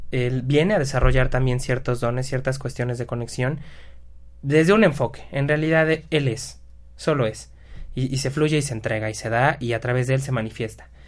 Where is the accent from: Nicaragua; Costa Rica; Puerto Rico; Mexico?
Mexico; Qué bueno que somos mexicanos